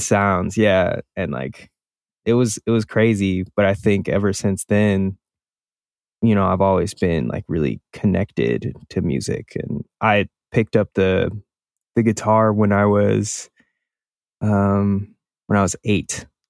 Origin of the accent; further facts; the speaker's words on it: Milwaukee, Wisconsin, United States; I had this friend that I grew up with in Milwaukee.